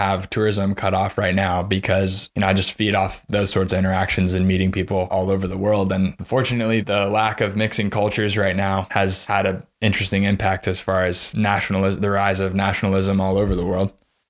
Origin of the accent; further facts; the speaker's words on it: California, United States; saying I'm from California, which enough people seem to think was like its own entity and at least different enough